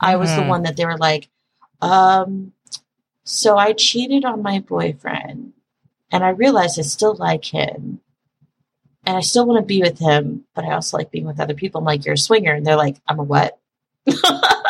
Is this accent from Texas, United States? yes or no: yes; Dallas, Texas, United States; I grew up in Dallas, where we talk like this, apparently.